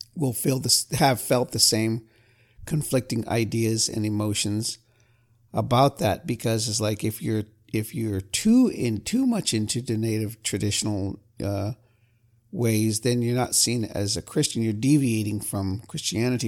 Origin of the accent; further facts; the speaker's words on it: California, United States; I'm from California